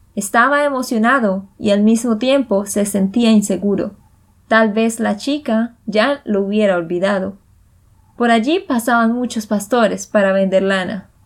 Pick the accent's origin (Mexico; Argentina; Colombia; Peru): Colombia; Santander; de Santander, Colombia